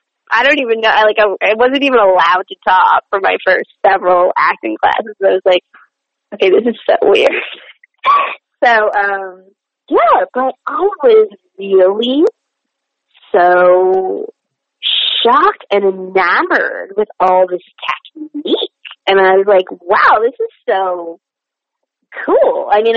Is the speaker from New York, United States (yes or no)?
yes; New York City, New York, United States; even though I grew up in New York, my parents were very in from their cultures, and therapy was just not something we did.